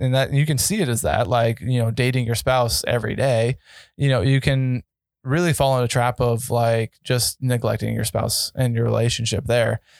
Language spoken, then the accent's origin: English; Colorado, United States; I grew up in Colorado